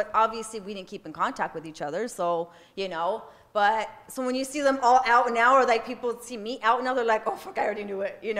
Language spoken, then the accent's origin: English; Los Angeles, California, United States; I'm from LA also.